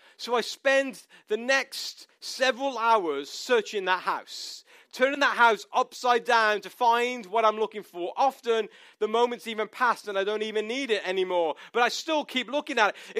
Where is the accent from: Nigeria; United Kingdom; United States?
United Kingdom; moved away; we are British